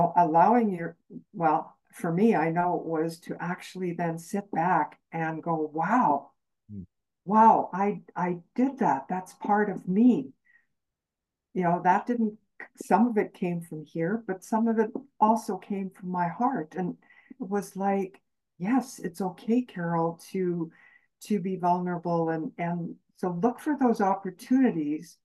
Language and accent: English; Canadian Prairies, Canada; I grew up on the Canadian prairies